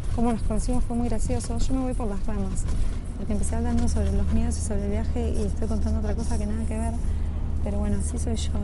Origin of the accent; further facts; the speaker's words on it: Argentina; cómo somos los argentinos.